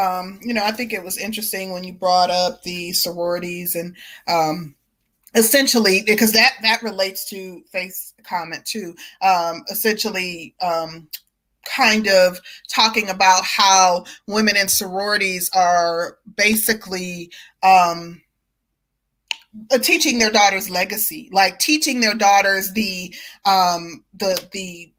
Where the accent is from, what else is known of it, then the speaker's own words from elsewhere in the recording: Milwaukee, Wisconsin, United States; I'm originally from Milwaukee, but I was raised in a small town.